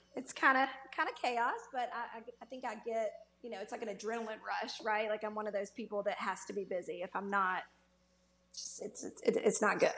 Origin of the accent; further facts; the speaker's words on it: Germantown, Tennessee, United States; moved away as an adult; also born or lived in Cleveland, Mississippi; now in Birmingham, United States; growing up outside of Memphis